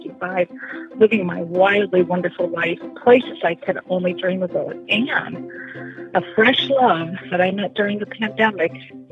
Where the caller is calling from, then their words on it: Capricorn Coast, Queensland, Australia; And so I am calling you from the Capricorn coast of Queensland, Australia, where I sailed. Over 65